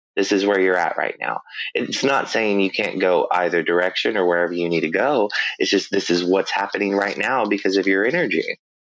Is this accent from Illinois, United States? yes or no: no; Northwest Arkansas, United States; I grew up in Northwest Arkansas, but I grew up in a smaller community to where it's almost very isolated.